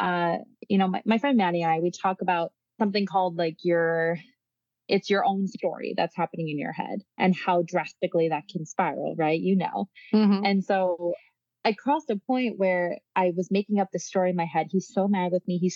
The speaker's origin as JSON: {"language": "English", "region": "Michigan", "country": "United States", "also_born_or_lived": "New York", "moved": "as an adult", "lives_now": "Italy", "said": "I'm from Michigan. And then I went to school in New York"}